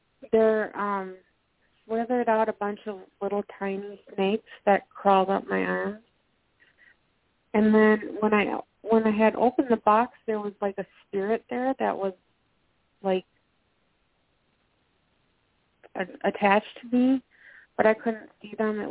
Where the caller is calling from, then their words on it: Minnesota, United States; I'm calling from Minnesota.